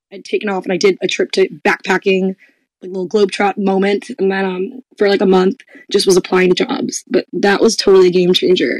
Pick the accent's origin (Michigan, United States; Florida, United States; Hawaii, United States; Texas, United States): Florida, United States; South; moved away; also born or lived in Louisville; I grew up in South Florida